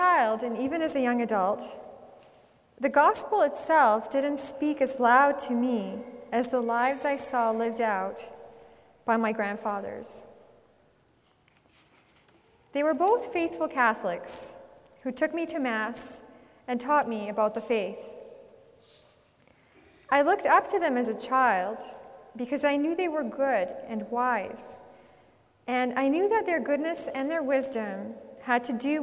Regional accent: Edmonton, Alberta, Canada; also born or lived in Czechoslovakia; We were sent to Edmonton, and I grew up here and in St. Albert

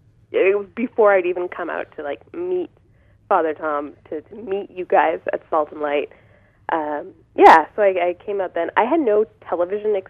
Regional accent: Canada; also born or lived in Vancouver / Rome; I'm Canadian and they're not. So I came back to Canada

